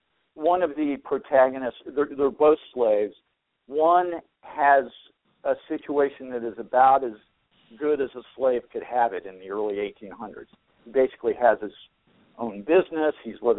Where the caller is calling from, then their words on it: Phoenix, Arizona, United States; Phoenix, Arizona.